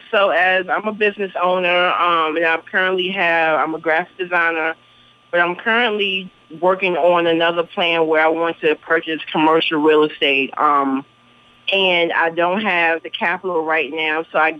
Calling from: Norfolk, Virginia, United States; I'm calling in from Norfolk, Virginia.

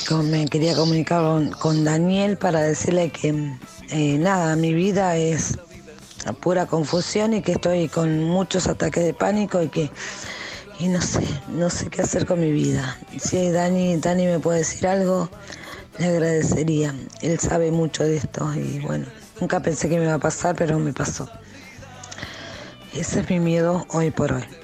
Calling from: Berisso, Buenos Aires Province, Argentina; Buenas noches … de Berizo.

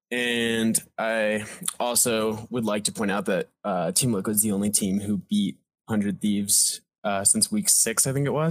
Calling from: Denver, Colorado, United States; I'm calling in from Denver, Colorado.

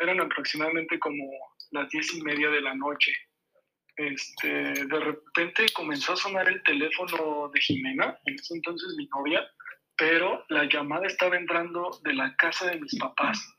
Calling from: Mexico City, Mexico; de la Ciudad de México.

